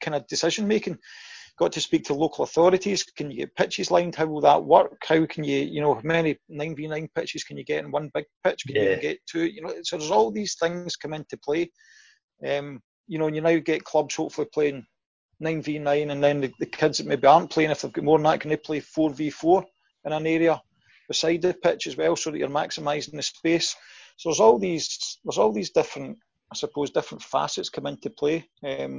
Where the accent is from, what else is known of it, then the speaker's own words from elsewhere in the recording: Scotland, United Kingdom; moved away as an adult; also born or lived in Ireland; I'm Scottish. I'm from Scotland. I'd worked in Scotland. But then 8 years in Ireland